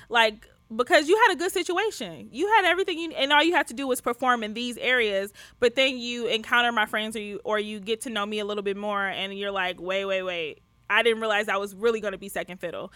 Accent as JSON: {"language": "English", "town": "Detroit", "region": "Michigan", "country": "United States", "tie": "born or raised there", "moved": "yes", "said": "I grew up poor. I'm from Detroit. I grew up poor."}